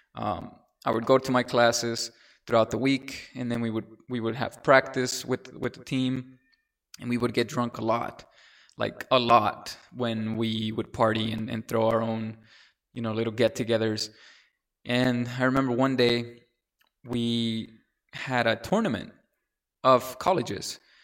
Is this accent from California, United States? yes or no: yes; San Diego, California, United States; English is a second language; also born or lived in Mexico / Oklahoma; went to elementary school in Linda Vista in a, in a town, in a city in San Diego, California.